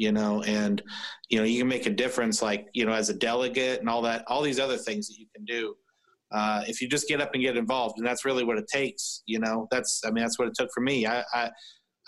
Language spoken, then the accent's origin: English; Tippecanoe County, Indiana, United States; my friends and I, we're from Tippecanoe County